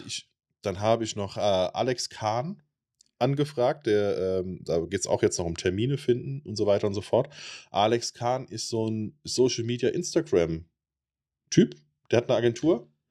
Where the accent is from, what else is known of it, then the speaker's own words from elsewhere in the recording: Germany; bei uns in Deutschland